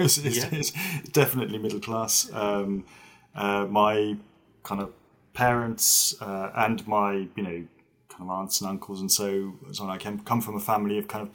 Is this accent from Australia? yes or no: no; Zurich, Switzerland; I was born in Switzerland, in the German-speaking part of Switzerland, kind of in the commuter belt to Zurich.